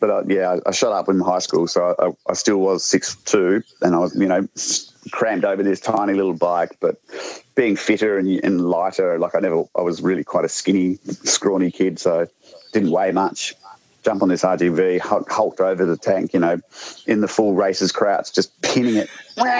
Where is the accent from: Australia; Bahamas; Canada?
Australia; South Australia; now in Victoria, Australia